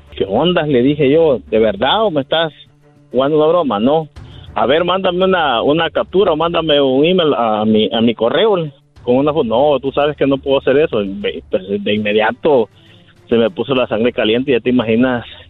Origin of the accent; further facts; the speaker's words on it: El Salvador; moved away; yo soy de El Salvador, y eh, pues yo allá era investigador de la policía